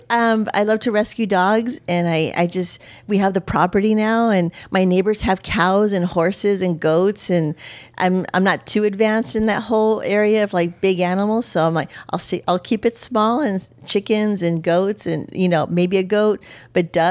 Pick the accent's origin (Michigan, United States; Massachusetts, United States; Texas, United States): Texas, United States; El Paso; Um, I was in the city. We were very much city kids. Um, out of El Paso, Texas.